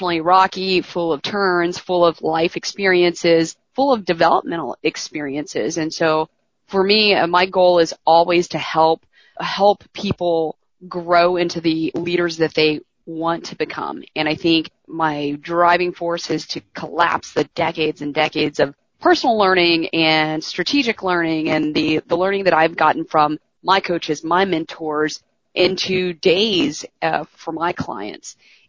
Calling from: Houston, Texas, United States; I am calling in from Houston.

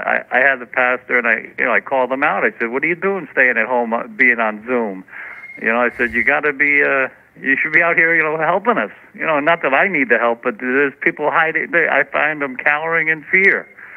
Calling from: Methuen, Massachusetts, United States; I'm calling from Methuen, Massachusetts.

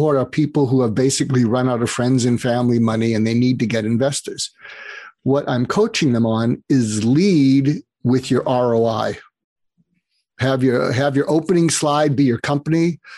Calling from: Los Angeles, California, United States; I'm calling in from Los Angeles.

